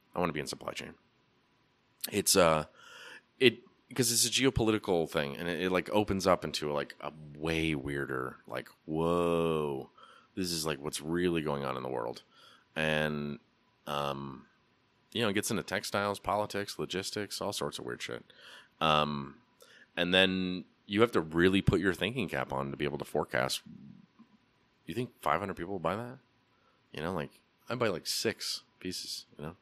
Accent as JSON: {"language": "English", "town": "Portland", "region": "Oregon", "country": "United States", "tie": "born or raised there", "moved": "yes", "lives_now": "Asheville, United States", "said": "growing up in Portland in the eighties and nineties"}